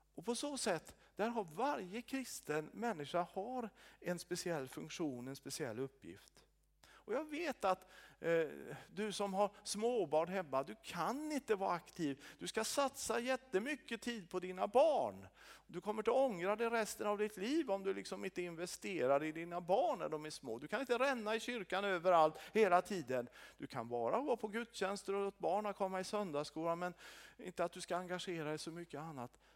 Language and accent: Swedish; Sweden; som svensk